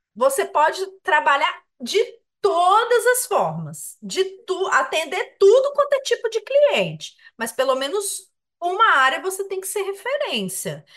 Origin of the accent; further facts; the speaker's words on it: Minas Gerais, Brazil; eu que sou mineiro